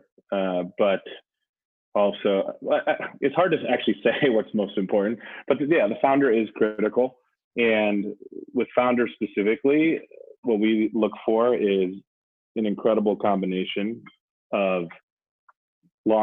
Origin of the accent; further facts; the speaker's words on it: Wisconsin, United States; now in Brooklyn, United States; I grew up in Wisconsin